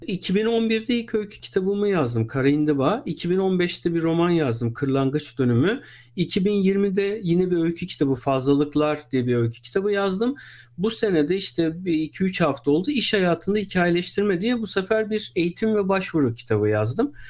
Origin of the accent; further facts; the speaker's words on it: Istanbul, Turkey; 1980'de İstanbul'da doğdum